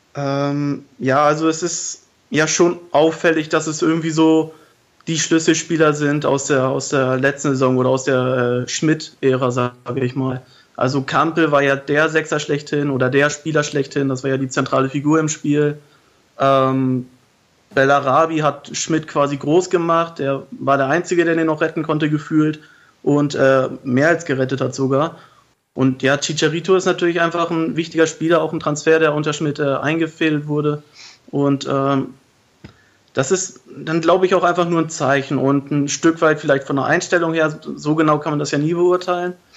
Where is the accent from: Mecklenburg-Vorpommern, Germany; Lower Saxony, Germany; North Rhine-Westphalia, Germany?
Lower Saxony, Germany; Lüneburg; moved away; in meiner Heimat in Lüneburg